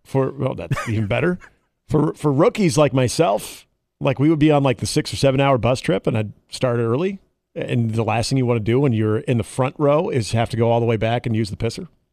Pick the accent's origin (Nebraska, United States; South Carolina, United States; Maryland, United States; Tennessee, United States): Nebraska, United States; Omaha; I'm from here